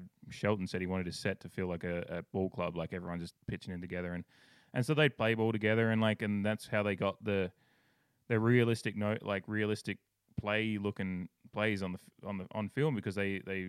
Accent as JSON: {"language": "English", "country": "Australia", "tie": "born or raised there", "said": "I grew up in Australia"}